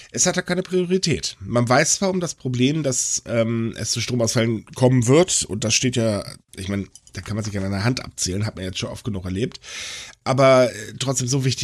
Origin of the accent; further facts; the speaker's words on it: Germany; bei uns in Deutschland sagen alle, es geht nicht.